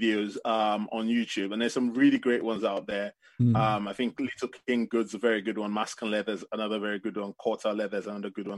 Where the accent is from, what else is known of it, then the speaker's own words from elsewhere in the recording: Ife, Osun, Nigeria; I come from West Africa, Nigeria, and my family, I come from a place called Ife